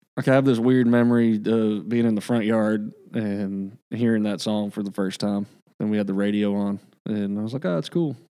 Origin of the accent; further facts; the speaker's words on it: the South, United States; now in Nashville, United States; growing up in the South